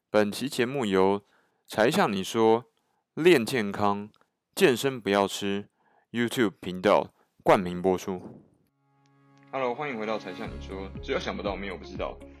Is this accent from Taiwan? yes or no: yes; Taiwan; 我一个台湾人